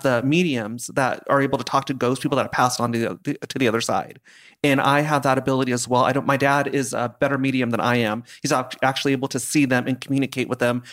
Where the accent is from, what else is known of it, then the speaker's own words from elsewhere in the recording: Simi Valley, California, United States; I grew up in Simi Valley